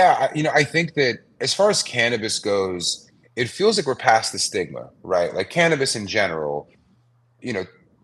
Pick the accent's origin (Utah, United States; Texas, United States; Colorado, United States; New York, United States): New York, United States; New York City; moved away as an adult; now in Los Angeles, United States; I'm a New Yorker. Growing up, I kind of grew up in the streetwear scene